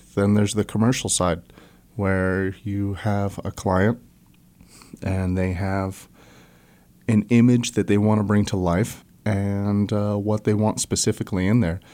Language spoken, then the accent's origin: English; Joplin, Missouri, United States; moved away as an adult; also born or lived in Escondido, California / Springfield, Missouri / Colorado; now in Fayetteville, United States; we moved to Joplin, Missouri when I was super young, so I was raised in the Southwest Missouri